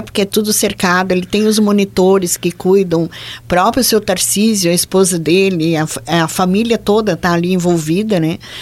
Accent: Joinville, Santa Catarina, Brazil; accent: Joinville accent mixed with German and Italian; daqui de Joinville, onde a gente tem um sotaque, né? Misturado com alemão, italiano

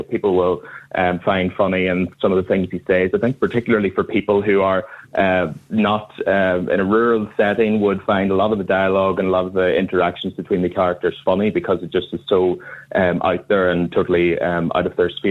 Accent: County Tyrone, Northern Ireland, United Kingdom; I'm from Tyrone myself

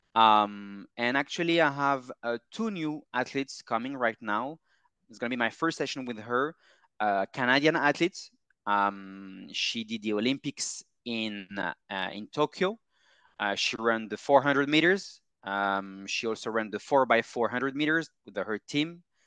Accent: Paris, Île-de-France, France; moved away as an adult; I'm from Paris, born and raised

